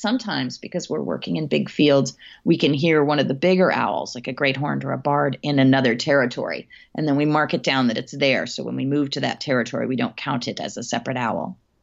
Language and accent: English; Hatfield, Massachusetts, United States; my hometown um, in Hatfield, Massachusetts